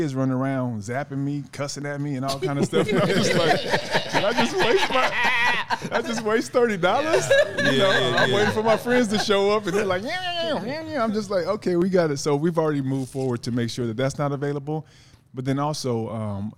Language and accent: English; Los Angeles, California, United States; I grew up in South Central off of 48th and Vermont